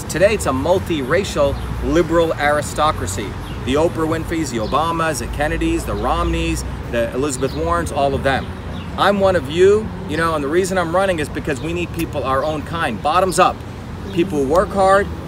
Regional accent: India; moved away; When I grew up in India as a kid

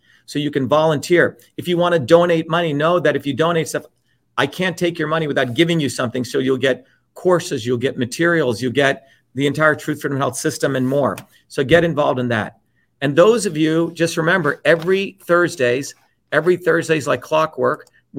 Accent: India; But see, I grew up in India where when I was a child, 4 years old, I went to get a little glass of water from who I thought my friend was.

